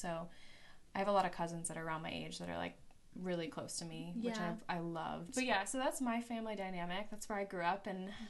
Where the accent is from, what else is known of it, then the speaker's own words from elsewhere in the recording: Western New York, United States; So I grew up in Western New York, which if anyone's familiar with Buffalo